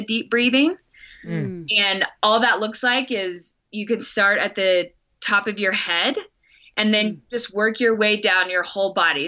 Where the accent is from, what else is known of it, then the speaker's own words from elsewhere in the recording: Texas, United States; accent: Texas; there's my Texas accent.